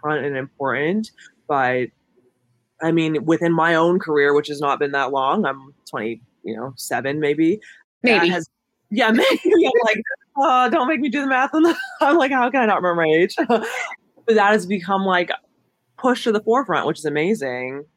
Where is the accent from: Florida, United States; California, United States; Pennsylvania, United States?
Pennsylvania, United States; Homer City; I'm from Homer City, as you mentioned, which is a super small town outside of Pittsburgh